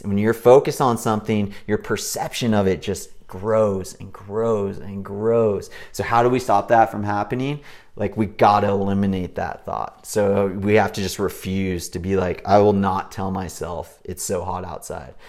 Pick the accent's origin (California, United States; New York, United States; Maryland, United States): California, United States; Big Bear Lake; I grew up in Big Bear Lake in Southern California, where it's nice and cool year round.